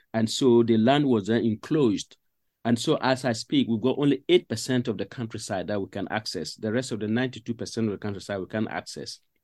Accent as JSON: {"language": "English", "town": "Paga", "region": "Upper East", "country": "Ghana", "tie": "born or raised there", "also_born_or_lived": "Cardiff", "moved": "as an adult", "lives_now": "Sheffield, United Kingdom", "said": "I grew up in northern Ghana"}